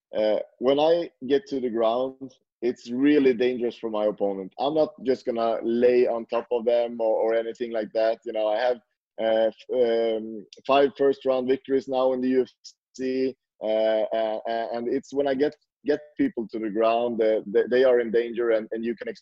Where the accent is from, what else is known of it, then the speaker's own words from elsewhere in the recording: Sweden; now in Norway; I'm from Sweden, so I lived in Sweden before, and I moved to Norway.